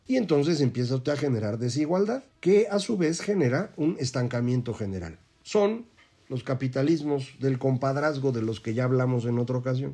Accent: Mexico; nosotros funcionamos en México

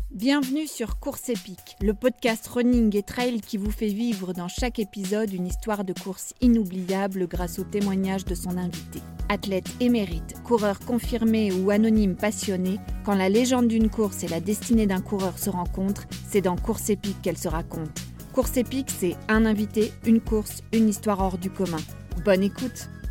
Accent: Le Mans, Pays de la Loire, France; moved away as an adult; also born or lived in Angers / Toulouse; now in Uzès, France; je suis née euh, au Mans, en Sarthe, euh, où j'ai vécu jusqu'à jusqu'à mes 18 ans.

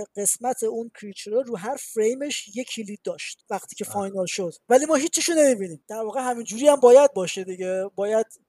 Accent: Iran; moved away as an adult; now in Montreal, Canada; من از ایرانم

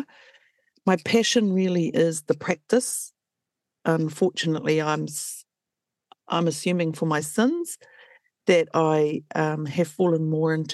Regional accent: Waikato, New Zealand; I hail from the Waikato.

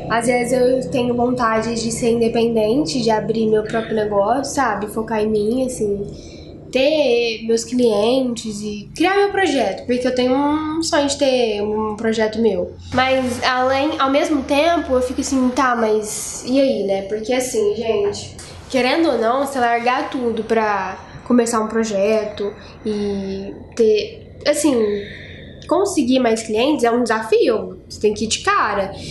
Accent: Guará, Federal District, Brazil; moved away as an adult; E meu sonho era morar fora também. Deu certo. Saí de Guará. Saí de Guará.

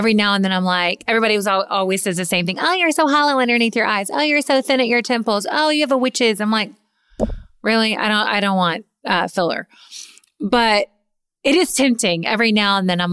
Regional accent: Kentucky, United States; moved away; I'm from Kentucky

